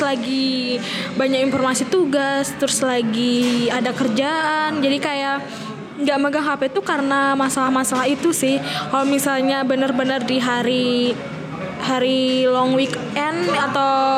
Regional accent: Lombok, West Nusa Tenggara, Indonesia; asal saya itu dari Lombok Nusa Tenggara Barat

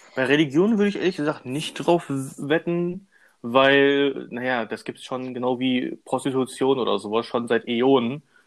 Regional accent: Germany; bei uns in Deutschland

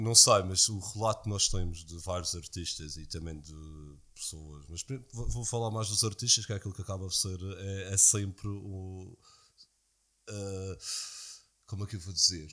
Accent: Madeira, Portugal; eu sou madeirense

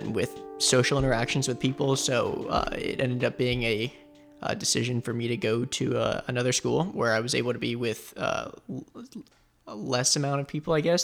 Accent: Boca Raton, Florida, United States; also born or lived in Asheville, North Carolina; I was born and raised, uh, here in South Florida in Boca

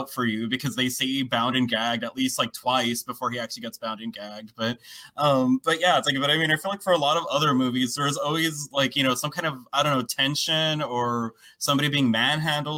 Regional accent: United States; accent: American; my American accent

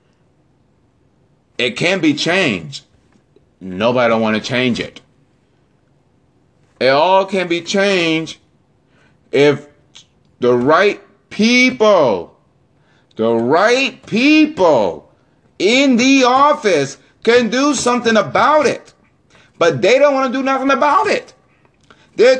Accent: Florida, United States; my home state of Florida.

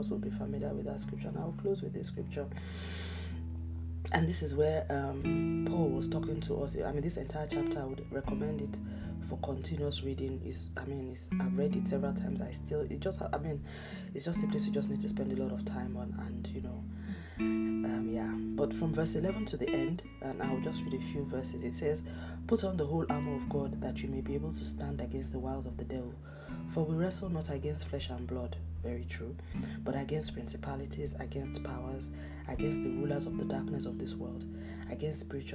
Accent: Nigeria; my home country, Nigeria

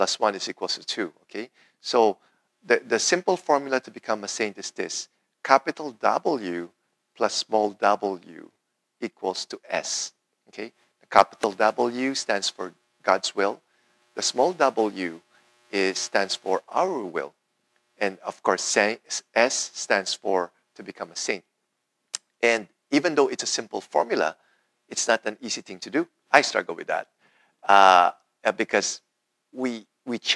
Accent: Philippines; When I was growing up in the Philippines

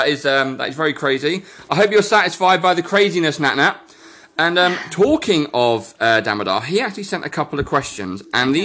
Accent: Australia; accent: Australian; obviously Bianca is jealous of my Australian accent sport, so she's saying it's a little bit rubbish, but we all know it's not.

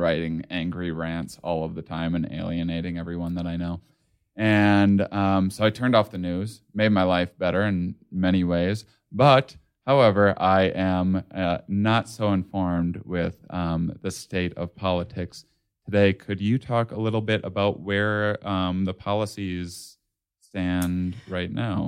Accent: United States; as an American

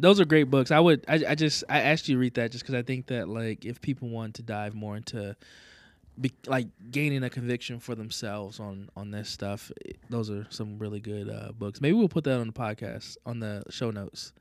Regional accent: the South, United States; moved away; We're both from the South

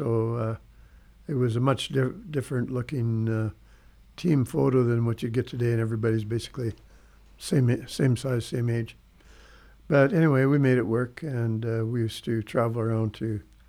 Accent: Frenchman Butte, Saskatchewan, Canada; also born or lived in Paradise Hill, Saskatchewan / St. Walburg, Saskatchewan; I was born in Paradise Hill, but in my younger years, we actually lived in Frenchman Butte. And when I was about, 13 years old, my dad got transferred by Imperial Oil down to Paradise Hill, which was only 11 miles

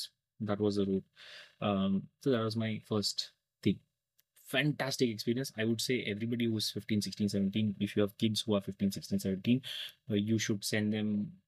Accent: India; also born or lived in Muscat, Oman / Bangalore

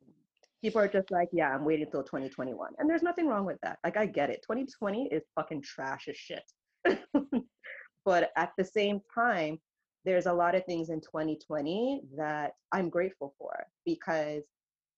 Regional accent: Canada; we're so Canadian

